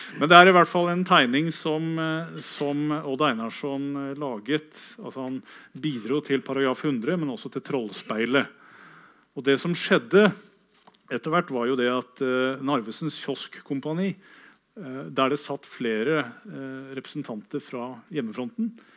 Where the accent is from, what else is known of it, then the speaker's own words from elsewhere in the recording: Kragerø, Telemark, Norway; min hjemby, Kragerø